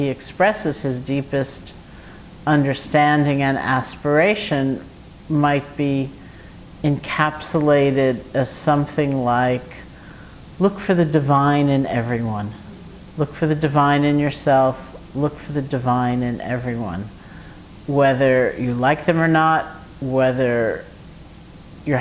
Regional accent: New York City, New York, United States; moved away as an adult; also born or lived in Massachusetts; I grew up here in New York City in Washington Heights

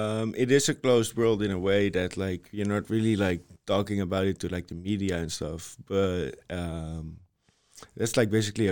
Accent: Amsterdam, North Holland, Netherlands; where I got born, the area I grew up in Amsterdam, the east side of Amsterdam, that was where the football stadium was also.

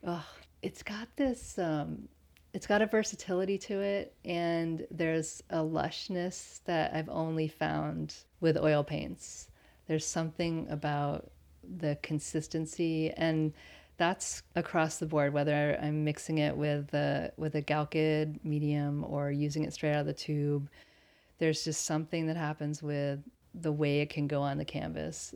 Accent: Connecticut, United States; also born or lived in Berlin, Germany; now in Pacific Northwest, United States; I grew up in Connecticut and Berlin, Germany

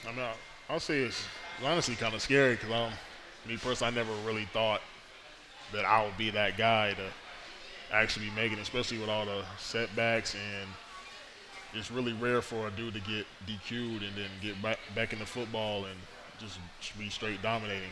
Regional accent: Fayetteville, North Carolina, United States; it was close to home. I'm from Fayetteville

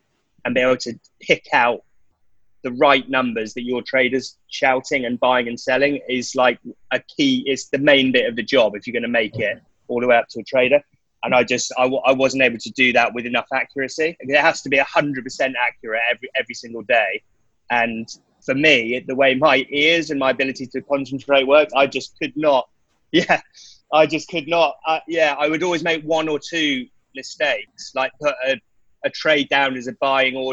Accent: west of London, near Reading, South East England, United Kingdom; also born or lived in Nottingham; it was just west of London, around, it kind of in the countryside, but near Reading

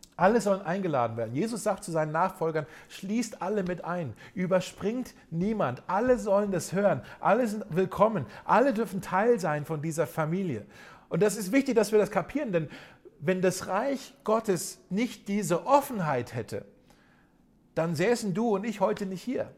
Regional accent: Germany; gerade für uns Deutsche, wo wir hier in unserem Land ja so eine äh, reiche christliche Tradition ja zumindest haben

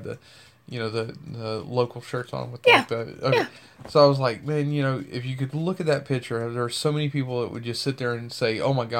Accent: Louisiana, United States; needs to know I'm from Louisiana. I hate mosquitoes.

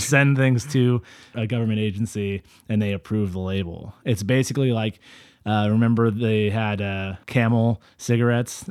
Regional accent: Central Valley, California, United States; I'm from the Central Valley

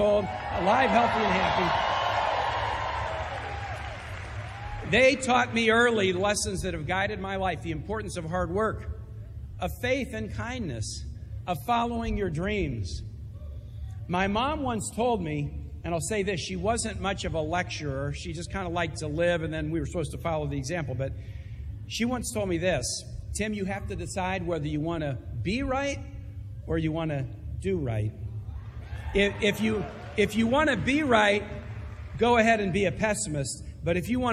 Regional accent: Kansas City, Missouri, United States; moved away; Like a lot of people in Kansas City

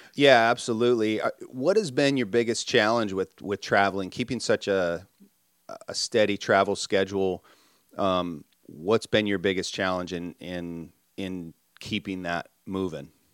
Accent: Minnesota, United States; I grew up in Minnesota

